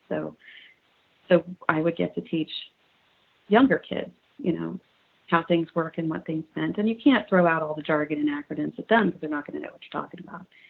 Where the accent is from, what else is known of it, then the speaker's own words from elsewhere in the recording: Houston, Texas, United States; I grew up in Houston